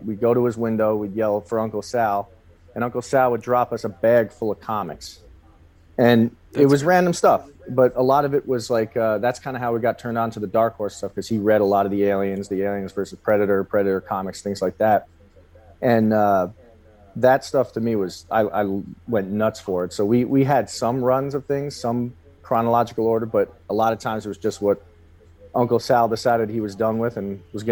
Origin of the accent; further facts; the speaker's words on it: New Paltz, New York, United States; This was upstate New York.